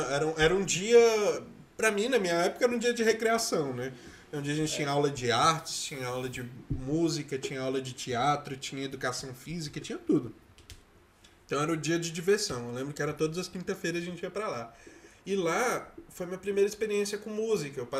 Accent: Brasília, Federal District, Brazil; meu ápice de candango

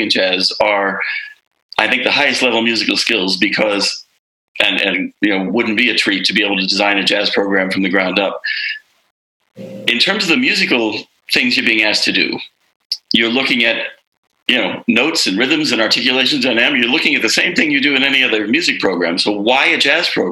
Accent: Arlington, Virginia, United States; moved away as an adult; also born or lived in Boston, Massachusetts; up in the Washington, D.C. area at Arlington, Virginia

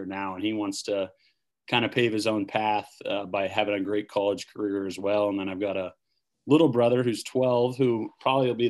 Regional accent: Ashland, Nebraska, United States; Ashland, Nebraska is one of the best towns to ever grow up in.

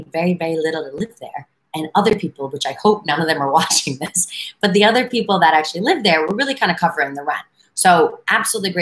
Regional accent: New York City, New York, United States; moved away as an adult; also born or lived in Washington, D.C. area; I'm a native New Yorker, but I've lived in a ton of different places

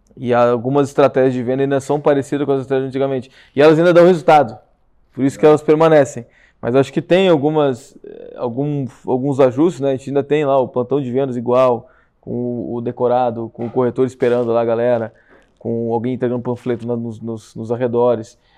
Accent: Rio Grande do Sul, Brazil; moved away as an adult; now in São Paulo, Brazil; nós gaúchos estamos invadindo São Paulo

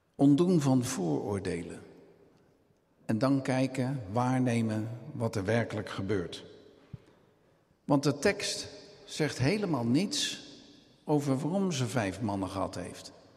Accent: Rotterdam, South Holland, Netherlands; ik ben Rotterdammer

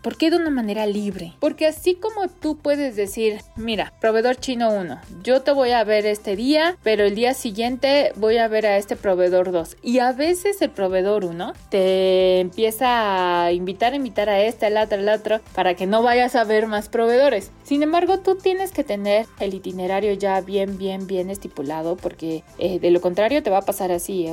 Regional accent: Mexico; now in China; De México

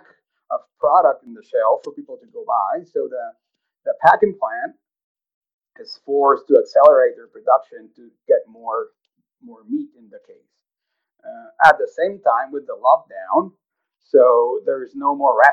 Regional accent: Monterrey, Nuevo León, Mexico; moved away as an adult; also born or lived in Amarillo, Texas / Kansas; now in Okotoks, Canada; I was born and raised in Monterrey, Mexico.

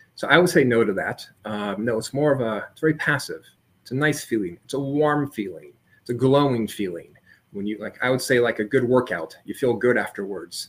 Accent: San Diego, California, United States; I grew up in San Diego, California.

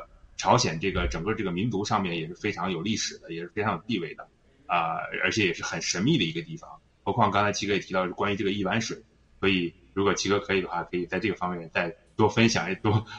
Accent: northern China, China; 这个虽然不是东北人哈，但是我觉得作为北方人来说的话，呃，实际上，呃，我的父亲就是大庆油田出来的

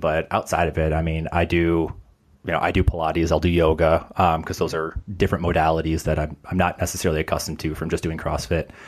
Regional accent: Chicago, Illinois, United States; moved away as an adult; now in Los Angeles, United States; so I'm originally from Chicago, transplant over

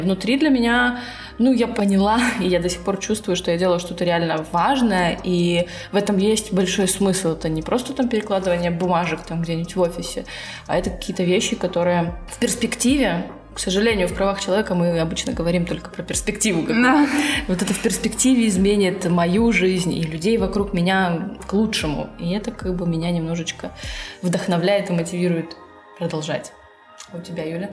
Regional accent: Russia; я из России

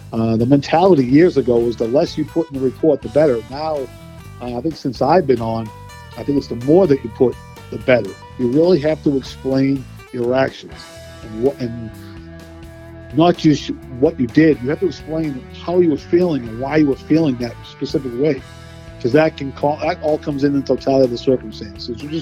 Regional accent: Boston, Massachusetts, United States; Uh, Boston, Massachusetts

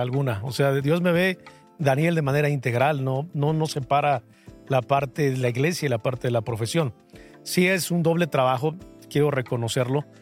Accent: Toluca, State of Mexico, Mexico; soy de Toluca.

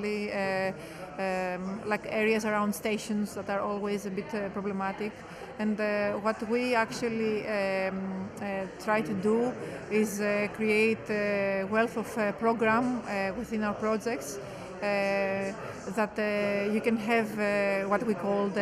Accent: Greece; now in Amsterdam, Netherlands; I am of Greek origin, working in Amsterdam at UN Studio

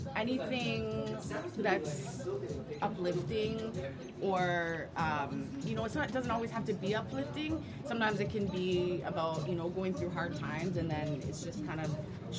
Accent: Kitchener, Ontario, Canada; also born or lived in Los Angeles, United States / Hamilton, Ontario; Originally born in L.A., okay. And then I came here as a child to Hamilton, and then kind of grew up in Kitchener-Waterloo

